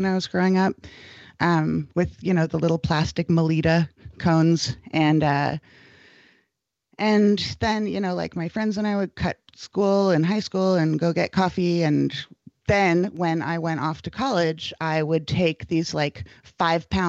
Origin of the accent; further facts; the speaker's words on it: Berkeley, California, United States; I grew up in Berkeley, California, not very far from the original Pete's